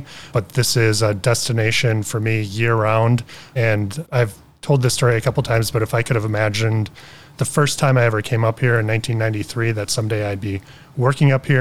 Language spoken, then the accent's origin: English; Beloit, Wisconsin, United States; where I grew up in Beloit. I grew up in a neighborhood where we had a lot of poverty